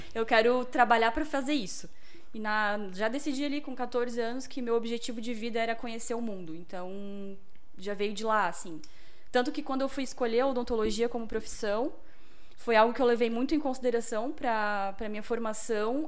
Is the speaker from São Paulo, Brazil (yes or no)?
no; Blumenau, Santa Catarina, Brazil; sou aqui de Blumenau